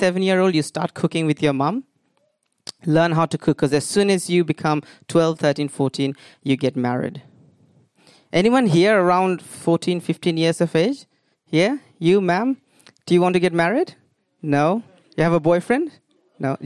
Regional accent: India; moved away; also born or lived in United Kingdom; I am originally from India

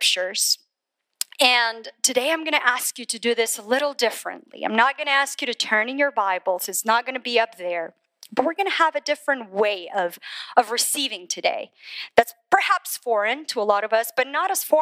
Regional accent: Colombia; moved away as an adult; now in United States; I was born in Colombia, South America. Grew up there, raised there.

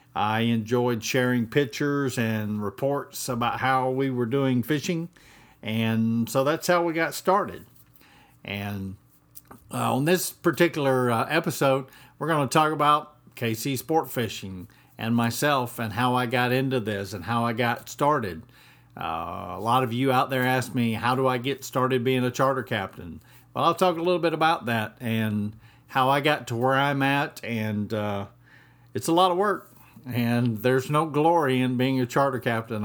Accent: Atlanta, Georgia, United States; moved away as an adult; also born or lived in Pacific Northwest; now in Mexico Beach, United States; I grew up in Atlanta, Georgia

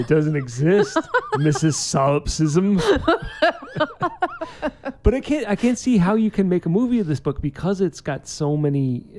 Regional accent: New York, United States; I'm from New York.

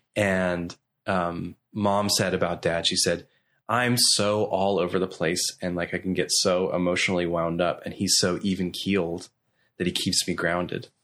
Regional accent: Belfast, Northern Ireland, United Kingdom; also born or lived in Coleraine, Northern Ireland / Nashville; now in Orlando, United States; when I was three, we moved to Belfast, which is the capital of Northern Ireland.

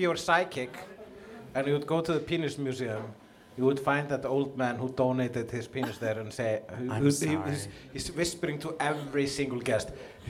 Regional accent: Iceland; I'm a comedian from Iceland.

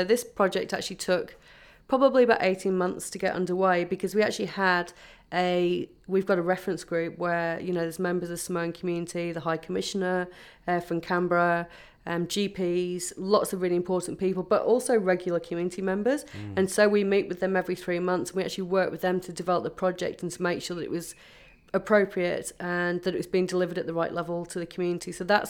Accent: England, United Kingdom; born there; English. I do have Irish parents, but I was born in England, okay.

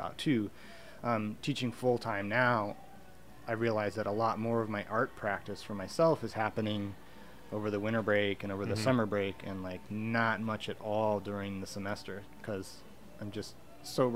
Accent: United States; moved away as an adult; now in Vancouver, Canada; I'm from the United States

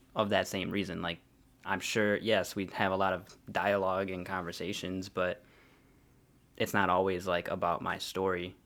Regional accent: Joliet, Illinois, United States; also born or lived in Harvey, Illinois; grew up in Joliet

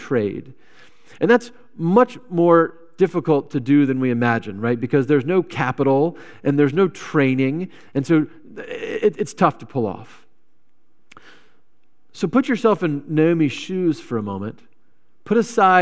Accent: Virginia, United States; now in Wisconsin, United States; I came from Virginia

